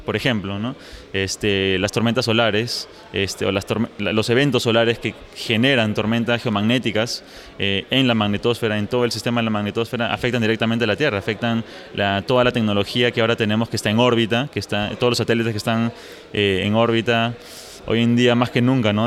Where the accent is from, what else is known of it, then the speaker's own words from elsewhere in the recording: Peru; now in Los Alamos, United States; yo soy originalmente de Perú, pero ahora estoy trabajando en Estados Unidos, en Los Álamos